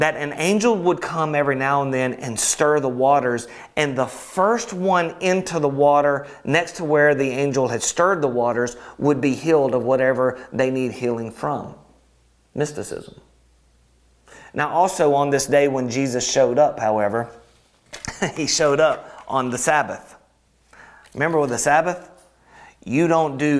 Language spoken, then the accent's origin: English; Alabama, United States; I'm from Alabama